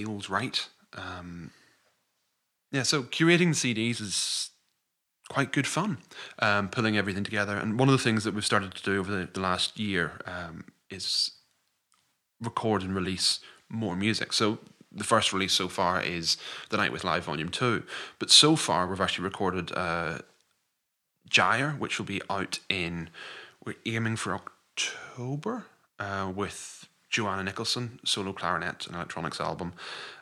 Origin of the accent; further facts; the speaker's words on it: Scotland, United Kingdom; I'm a Scottish composer